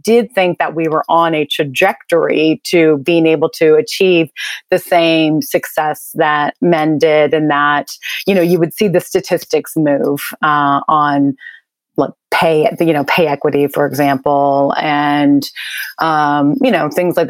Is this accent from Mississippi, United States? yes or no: yes; Mississippi, United States; born there; I was born in Mississippi, actually